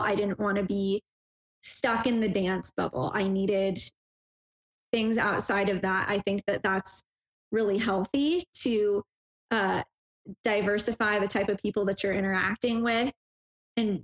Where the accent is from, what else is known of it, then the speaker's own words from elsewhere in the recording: Denver, Colorado, United States; I was born in Denver, Colorado, and that's currently where I reside